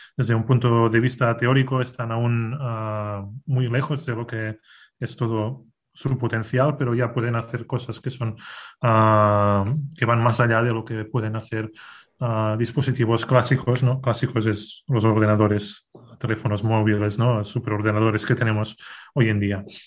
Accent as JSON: {"language": "Spanish", "area": "a town in the province of Girona", "region": "Catalonia", "country": "Spain", "tie": "born or raised there", "also_born_or_lived": "Barcelona / Castelldefels", "said": "nací en, eh, en un pueblo que se llama San en, en, la provincia de Girona, en, en, en Cataluña"}